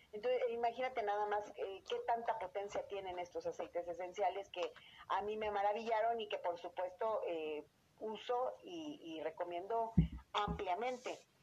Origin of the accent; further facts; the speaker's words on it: Querétaro, Mexico; Yo soy queretana de nacimiento